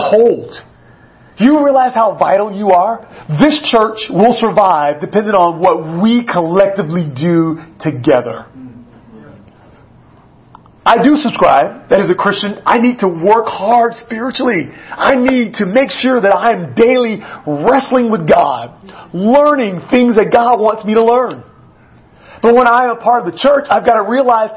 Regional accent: United States; as an American

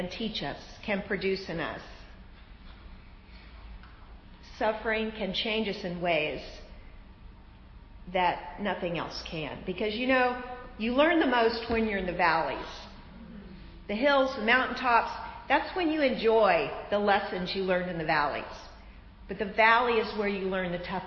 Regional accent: Florida, United States; I'm from Florida. We have sinkholes in Florida

